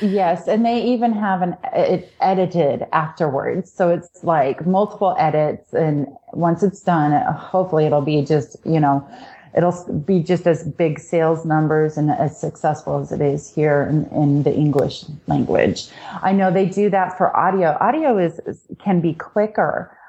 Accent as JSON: {"language": "English", "region": "Washington", "country": "United States", "tie": "born or raised there", "said": "I was raised in Washington state on a farm"}